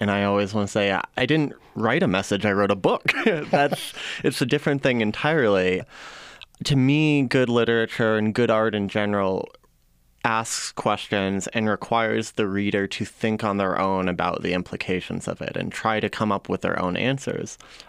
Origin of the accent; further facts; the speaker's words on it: New Mexico, United States; Oh, definitely. I was raised Catholic, and it's a part of the whole landscape here.